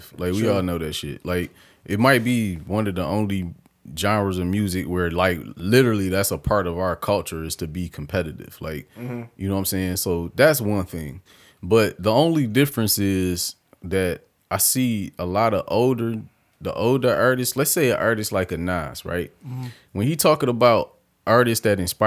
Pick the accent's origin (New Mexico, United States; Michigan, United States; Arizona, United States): Michigan, United States; I'm from Michigan